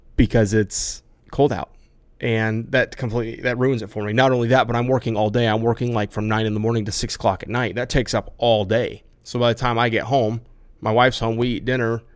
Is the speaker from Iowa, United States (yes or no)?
yes; Iowa, United States; I grew up in the Midwest in Iowa, way out in the country.